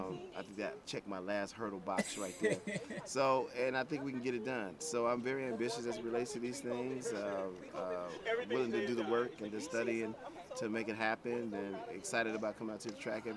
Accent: Prairie View, Texas, United States; Growing up in the Prairie View, Texas area, and being on that campus every day

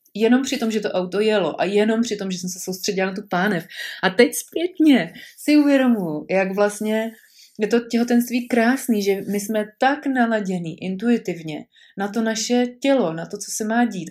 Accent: Prague, Czechia; moved away as an adult; já jsem byla hrdá pražačka a e, narodila jsem se tam, s mým mužem jsme tam žili většinu, vět, velkou část našeho života

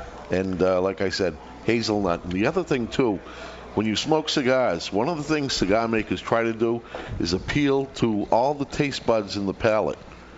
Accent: Revere, Massachusetts, United States; moved away as an adult; now in New Hampshire, United States; I grew up in Revere

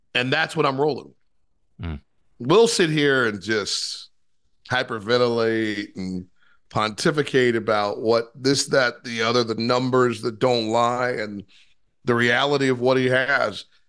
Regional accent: Ohio, United States; I'm from Ohio

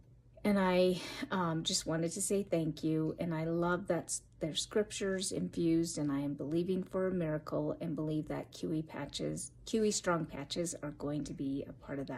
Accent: Colorado, United States; I'm from Colorado

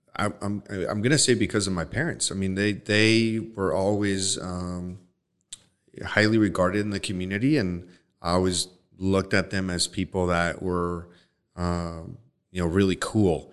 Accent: Los Mochis, Sinaloa, Mexico; moved away; I'm from Los Mochis

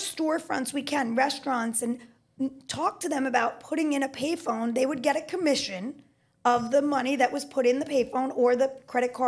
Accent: New York, United States; I'm a New Yorker native and I love New York

